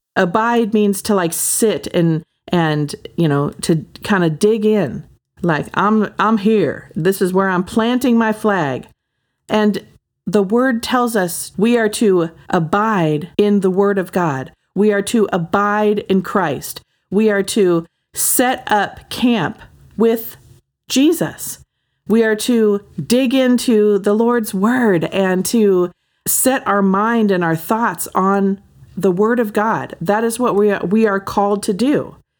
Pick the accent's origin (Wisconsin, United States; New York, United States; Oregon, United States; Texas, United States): Oregon, United States; also born or lived in Hawaii / Southern California; I mean, I'm from Oregon and Hawaii and Southern California, you know, like outdoor all the time.